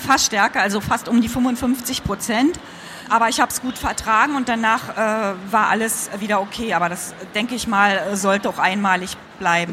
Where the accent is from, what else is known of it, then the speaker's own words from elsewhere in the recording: East Germany, Germany; ich bin ja Ostkind, also im Osten aufgewachsen